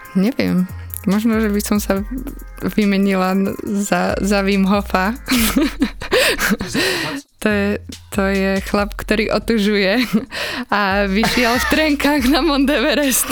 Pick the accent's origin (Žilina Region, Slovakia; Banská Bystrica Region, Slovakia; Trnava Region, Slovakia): Žilina Region, Slovakia; Liptovský Mikuláš; accent: Liptov accent; som z Liptova, že mám taký liptovský prízvuk.